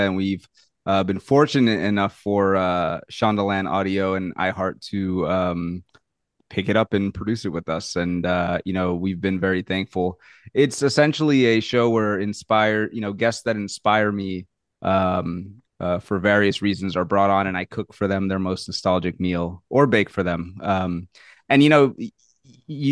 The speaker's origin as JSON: {"language": "English", "town": "New Orleans", "region": "Louisiana", "country": "United States", "tie": "born or raised there", "said": "I'm from New Orleans. I was raised in the South"}